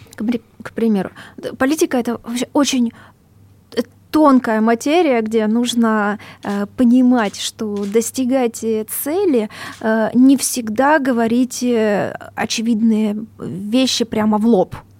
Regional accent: Donbas, Luhansk Oblast, Ukraine; moved away; Я сама с Донбасса, у меня бабушка 96 лет, она живет э, в ЛНР сейчас, в одном э, поселке, очень хорошем, моем родном

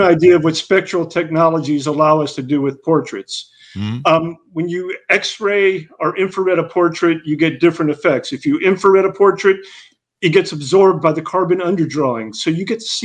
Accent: Hattiesburg, Mississippi, United States; also born or lived in Vermont; now in Oxford, Mississippi, United States; I'm from Hattiesburg

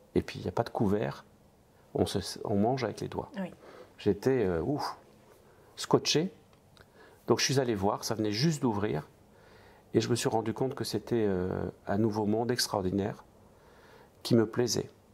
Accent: the east of France, France; je viens de, de l'Est de la France. Je suis euh, né dans une famille de 11 frères et sœurs, de parents immigrés

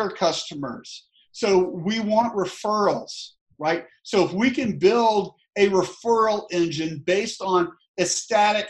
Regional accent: Tallahassee, Florida, United States; I'm from the South. I'm from Tallahassee, Florida

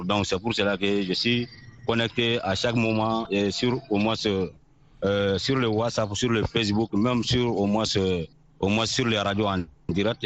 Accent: Mali; toujours dans mon village natal

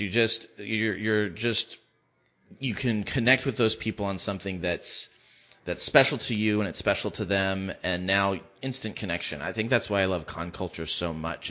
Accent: West Covina, California, United States; now in Palm Springs, United States; growing up in West Covina

